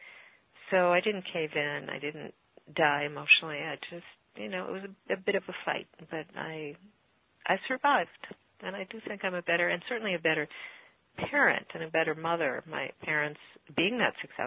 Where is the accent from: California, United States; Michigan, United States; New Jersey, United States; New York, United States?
New York, United States; New York City; growing up in New York City.